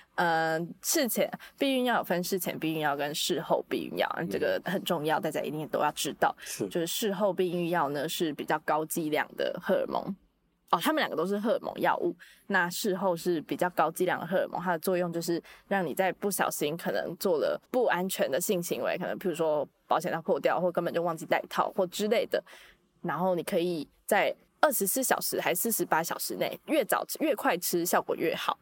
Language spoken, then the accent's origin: Chinese; Taiwan; 咱们还是说中文吧， 哎、我们是台湾人呢。